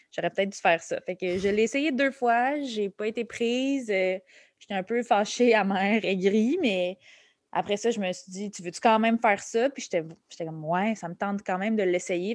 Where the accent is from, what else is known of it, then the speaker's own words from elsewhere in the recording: Laval, Quebec, Canada; also born or lived in Montreal; je suis née à Montréal, je suis née à Hochelaga Maisonneuve. Euh, j'ai passé les six premières années de ma vie ici, puis après ça, on a déménagé euh, à Laval, en banlieue